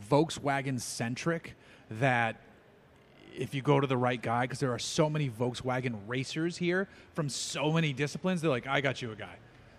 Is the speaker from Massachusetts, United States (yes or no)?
yes; Boston, Massachusetts, United States; I'm from Boston.